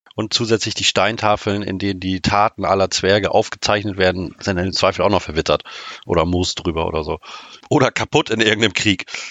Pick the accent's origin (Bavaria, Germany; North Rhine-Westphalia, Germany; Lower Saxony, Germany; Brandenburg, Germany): Lower Saxony, Germany; Oldenburg; ich komme aus dem schönen Oldenburg in der Nähe von Bremen